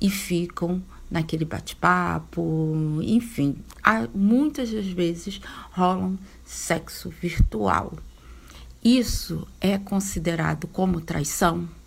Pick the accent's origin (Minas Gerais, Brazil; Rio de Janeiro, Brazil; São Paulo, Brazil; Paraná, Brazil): Rio de Janeiro, Brazil; tenho 50 anos, sou natural aqui do Rio de Janeiro.